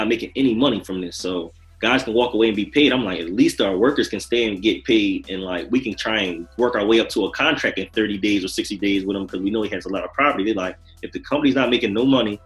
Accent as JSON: {"language": "English", "town": "Norristown", "region": "Pennsylvania", "country": "United States", "said": "I'm from Norristown"}